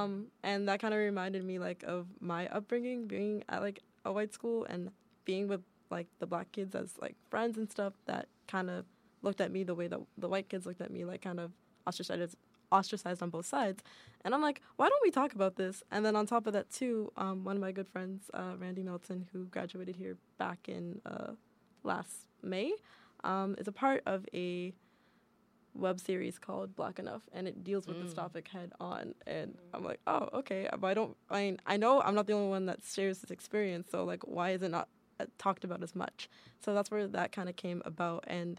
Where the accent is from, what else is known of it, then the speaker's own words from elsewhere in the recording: Boston, Massachusetts, United States; I'm from Boston.